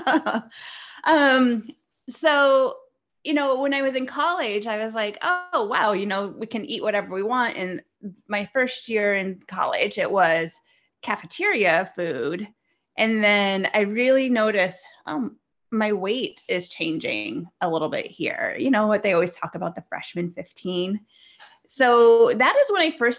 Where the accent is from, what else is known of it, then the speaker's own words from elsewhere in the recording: Midwest, United States; I grew up in the Midwest in the United States